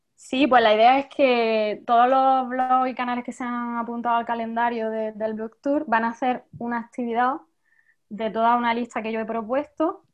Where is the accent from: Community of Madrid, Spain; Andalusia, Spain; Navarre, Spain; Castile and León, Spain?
Andalusia, Spain; Jaén; yo soy de Jaén